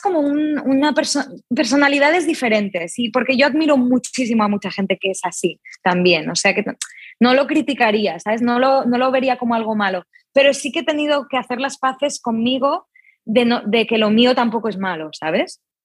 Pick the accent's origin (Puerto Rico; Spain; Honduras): Spain; Barcelona, Catalonia; soy yo padre de Argentina, madre de Suiza, nacida en Barcelona